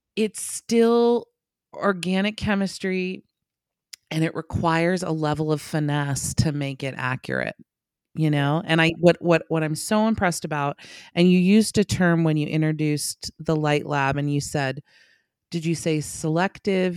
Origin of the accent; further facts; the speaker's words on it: West Coast, United States; I'm from the West Coast